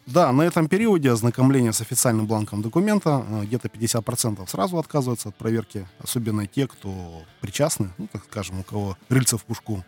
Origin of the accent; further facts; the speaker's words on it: Irkutsk, Irkutsk Oblast, Russia; moved away as an adult; also born or lived in Kuban; now in Krasnodar Krai, Russia; мы из Сибири, мы из славного города Иркутска, с середины земли, с Байкала